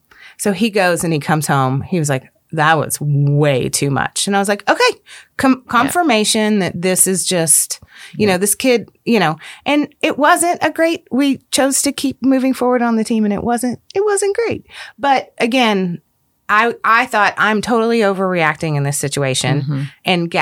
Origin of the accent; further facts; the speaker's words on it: DFW Metroplex, Texas, United States; My husband and I grew up in the Metroplex. Both of our parents live here. All of our siblings live here.